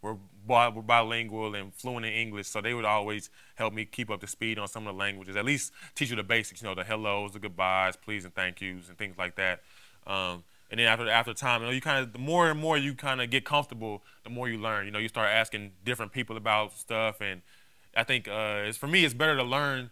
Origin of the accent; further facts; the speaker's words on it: Texas, United States; being from Texas